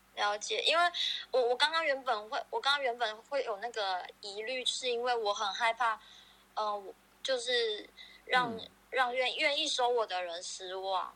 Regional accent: Taichung, Taiwan; now in Australia; 我是台中人

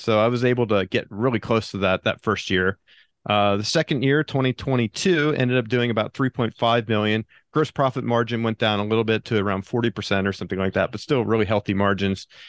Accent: Pennsylvania, United States; moved away as an adult; now in Del Mar, United States; I grew up in Pennsylvania, and I went to college in, in Pennsylvania, Shippensburg University

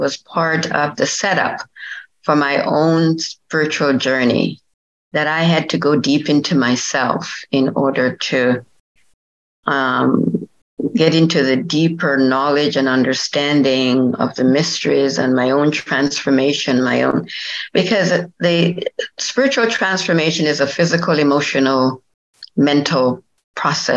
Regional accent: Jamaica; moved away as an adult; also born or lived in Washington, D.C. / Edwardsville, Illinois; I was born in Jamaica and went to high school there

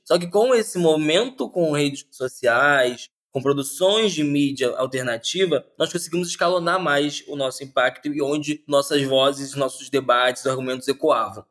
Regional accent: Rio de Janeiro, Brazil; Sou nascido e criado em Campo Grande, zona oeste do Rio, que é uma periferia daqui

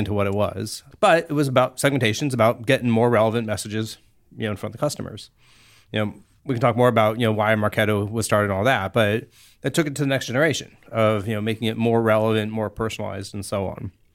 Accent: Cupertino, California, United States; also born or lived in Africa / Virginia; I actually grew up here in the Bay Area

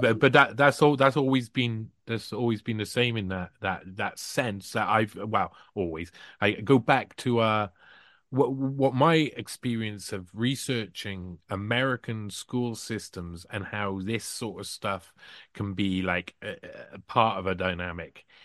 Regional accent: United Kingdom; as a British person

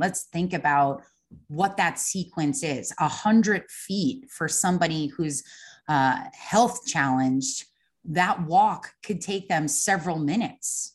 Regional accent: Long Island, New York, United States; moved away as an adult; also born or lived in Savannah; I grew up on Long Island

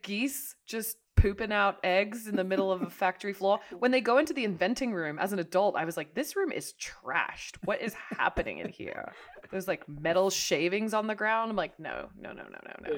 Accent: Hong Kong; moved away; I grew up in Hong Kong

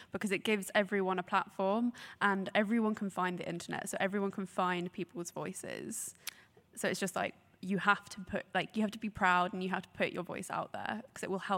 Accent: Brighton, South East England, United Kingdom; I grew up in Brighton and obviously that's like the most open place ever for that sort of thing.

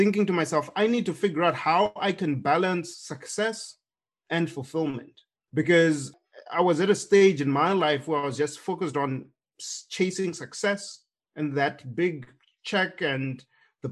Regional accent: Zimbabwe; moved away as an adult; now in United States; when I was growing up in Zimbabwe

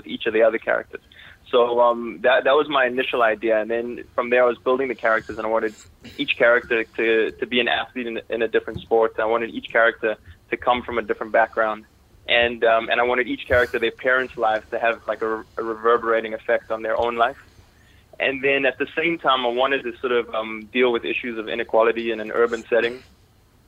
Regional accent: Toronto, Ontario, Canada; also born or lived in South Africa / United States; as a kid, my family, we moved to Toronto, Canada

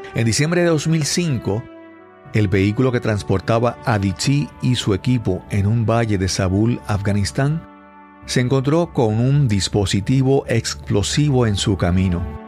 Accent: Puerto Rico; en Puerto Rico usamos el apellido de soltero, de soltera de, la, de las esposas

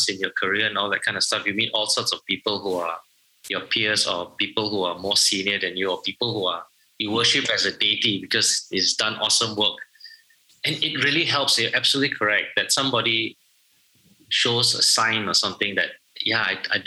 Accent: Malaysia; I'm Malaysian

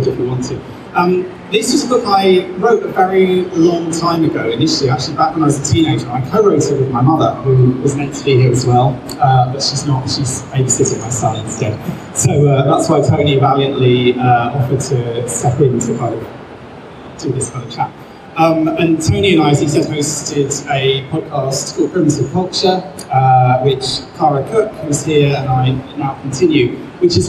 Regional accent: England, United Kingdom; as an English person

